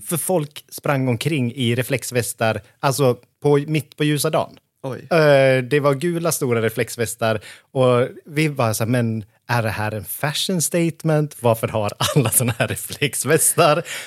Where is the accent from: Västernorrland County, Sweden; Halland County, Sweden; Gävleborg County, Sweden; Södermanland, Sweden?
Gävleborg County, Sweden; Hofors; moved away as an adult; also born or lived in Stockholm; now in Hofors, Sweden; jag är född och uppvuxen i Hofors